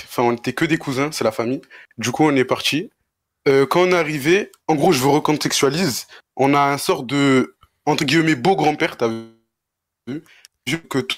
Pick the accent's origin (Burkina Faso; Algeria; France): Algeria; Mostaganem, Mostaganem Province; Algérien de Mostaganem, plus précisément.